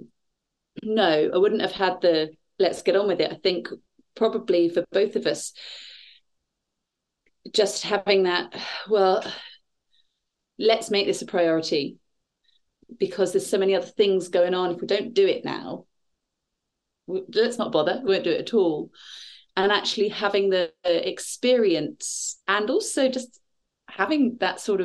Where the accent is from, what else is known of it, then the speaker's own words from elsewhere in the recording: Bournemouth, South West England, United Kingdom; also born or lived in London; now in Shaftesbury, United Kingdom; I grew up in Bournemouth and then I was in London for a bit